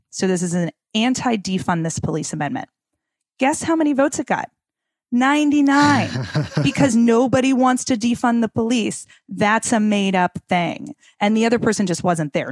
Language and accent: English; Minnesota, United States; I'm from Minnesota